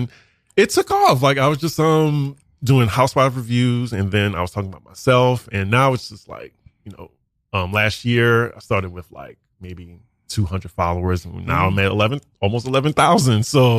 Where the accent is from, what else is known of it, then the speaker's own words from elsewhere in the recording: New Orleans, Louisiana, United States; now in New York, United States; I'm a content creator. I am from New Orleans, Louisiana. I live in New York now.